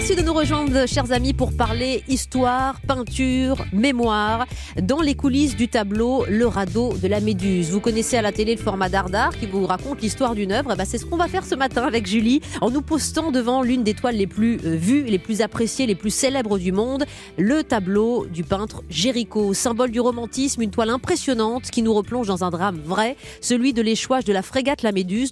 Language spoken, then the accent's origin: French; Saint-Aubin-sur-Yonne, Bourgogne-Franche-Comté, France; moved away; Saint-Aubin-sur-Yonne, une petite commune où j'ai grandi aussi dans Lyon